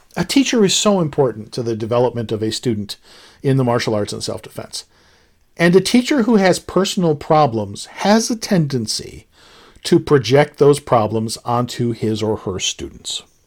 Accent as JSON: {"language": "English", "country": "United States", "said": "I'm an American"}